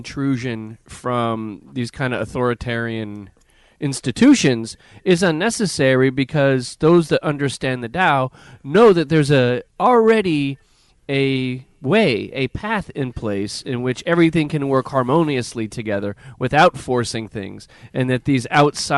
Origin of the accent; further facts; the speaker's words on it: United States; as an American